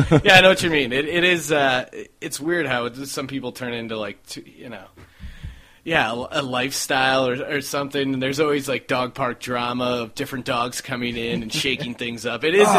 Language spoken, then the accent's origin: English; East Coast, United States; now in Los Angeles, United States; When you know, I came from the East Coast, so I think that's part of what made me come out to LA instead of New York.